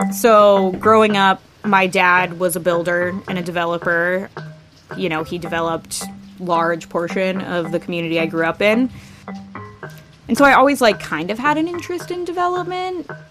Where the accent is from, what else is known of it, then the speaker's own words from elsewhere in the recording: Kirkland, Washington, United States; now in Seattle, United States; Yeah, so I grew up in Kirkland on the east side of Seattle. Um, I lived there my whole life until I moved to the city when I was twenty-five, twenty-six.